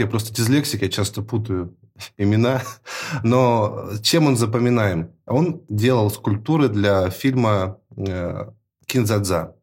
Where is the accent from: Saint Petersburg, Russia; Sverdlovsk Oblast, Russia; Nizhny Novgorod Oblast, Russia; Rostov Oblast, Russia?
Sverdlovsk Oblast, Russia; Yekaterinburg; moved away as an adult; now in Moscow, Russia; Я сам родом из Екатеринбурга